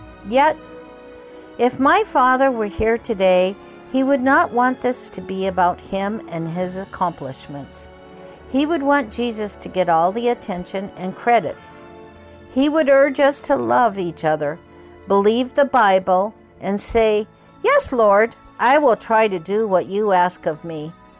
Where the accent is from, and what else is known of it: Kobe, Hyogo, Japan; born or raised there